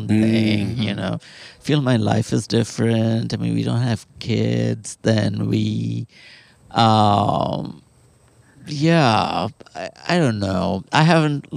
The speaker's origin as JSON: {"language": "English", "town": "Kolkata", "region": "West Bengal", "country": "India", "tie": "born or raised there", "moved": "as an adult", "lives_now": "Austin, United States", "said": "my hometown is, Calcutta"}